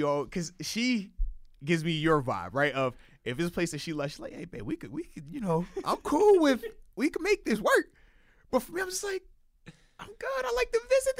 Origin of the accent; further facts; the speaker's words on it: Virginia, United States; Growing up in Virginia, we had hurricanes, tropical storms